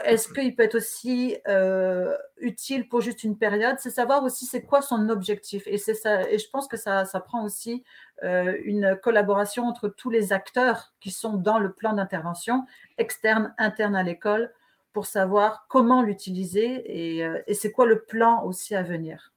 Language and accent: French; France; accent: French; moved away; comme on peut le voir à mon accent, je, suis née en France